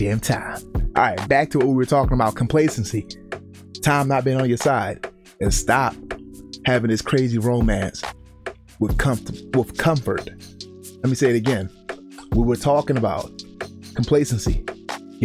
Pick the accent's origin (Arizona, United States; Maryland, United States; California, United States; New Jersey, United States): Maryland, United States; Baltimore; growing up in Baltimore